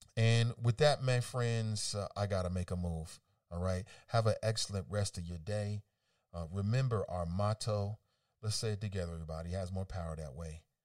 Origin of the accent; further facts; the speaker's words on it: United States; as an American